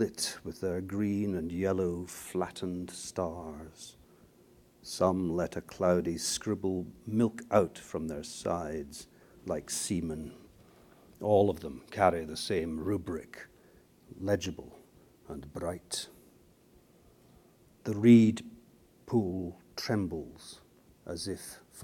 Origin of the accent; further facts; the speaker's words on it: Aberdeen, Scotland, United Kingdom; also born or lived in Scone, Perthshire; I was born in Perthshire, Scone, the ancient capital of Scotland, but I actually was brought up in this place, on the northeast coast of Scotland, Aberdeen.